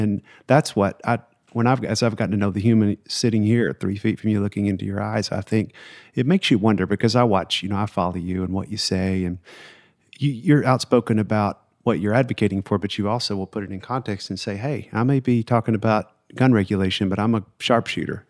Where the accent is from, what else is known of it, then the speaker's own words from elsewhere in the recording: the South, United States; I grew up in the South.